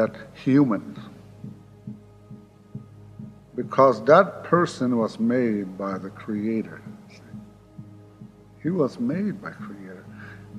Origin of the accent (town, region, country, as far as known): Pine Ridge Indian Reservation, South Dakota, United States; born or raised there